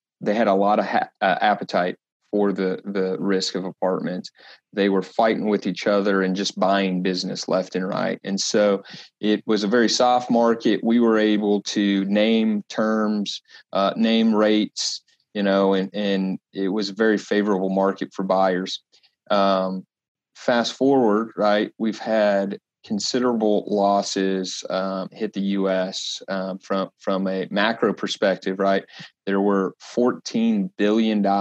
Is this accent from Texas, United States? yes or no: yes; Dallas-Fort Worth area, Texas, United States; now in Kansas City, United States; I'm originally from the Dallas-Fort Worth area, but have been with the firm for about 6 years now. Here in our headquarter office in Kansas City